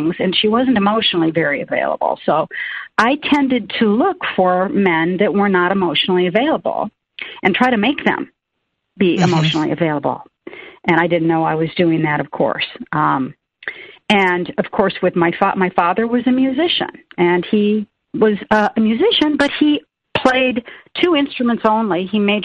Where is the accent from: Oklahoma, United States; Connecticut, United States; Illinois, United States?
Illinois, United States; Peoria; moved away as an adult; now in Florida, United States; I grew up in Illinois, in Peoria